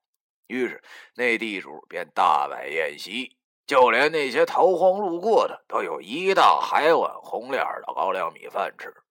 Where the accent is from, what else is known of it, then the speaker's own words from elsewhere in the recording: Longjiang, Heilongjiang, China; 就像我的家乡龙江，龙江人出了名的虎，没办法，因为穷啊。贫穷导致了我们的彪悍，当然还有朴实不装假。